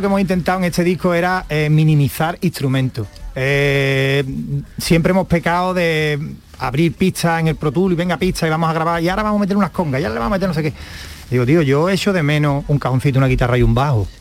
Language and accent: Spanish; Jerez de la Frontera, Andalusia, Spain; yo soy de Jerez, de la frontera